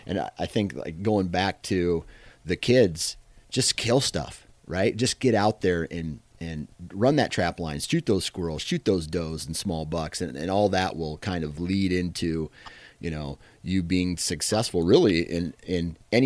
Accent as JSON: {"language": "English", "region": "Iowa", "country": "United States", "said": "granted, I'm from Iowa. So I'm living in the land of giants is what some call it."}